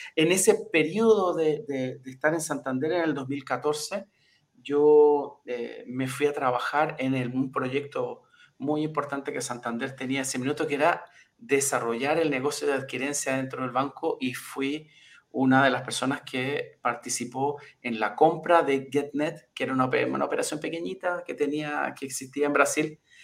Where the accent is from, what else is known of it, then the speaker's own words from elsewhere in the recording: Chile; moved away as an adult; also born or lived in Brazil; acabé volviendo a Chile después de muchos años